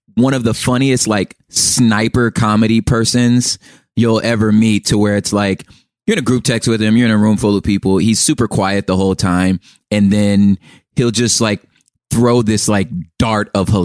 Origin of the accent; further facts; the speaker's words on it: Los Angeles, California, United States; I'm from Los Angeles.